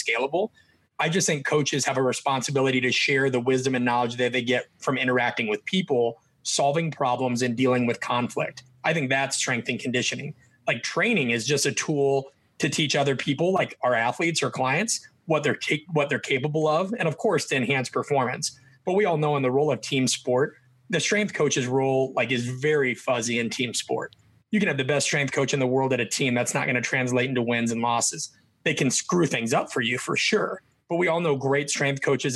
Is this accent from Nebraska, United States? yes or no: yes; Nebraska, United States; I'm from Nebraska.